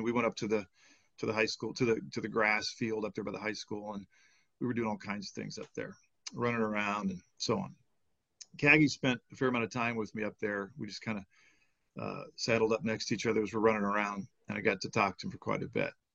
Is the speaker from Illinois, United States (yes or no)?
yes; Illinois, United States; moved away as an adult; also born or lived in Portland, Oregon; I moved from from Illinois where I grew up, uh, and we moved out to Oregon, and to Portland